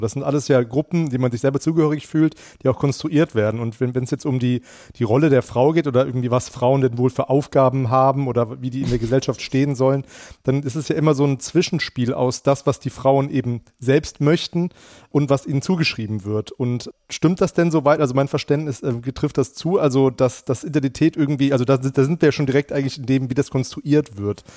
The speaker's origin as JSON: {"language": "German", "town": "Frankfurt", "region": "Hesse", "country": "Germany", "tie": "born or raised there", "said": "wir Hessen"}